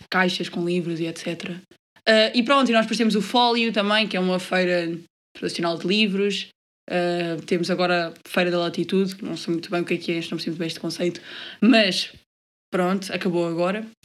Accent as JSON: {"language": "Portuguese", "town": "Óbidos", "region": "Centro", "country": "Portugal", "said": "Portanto, eu sou de Óbitos."}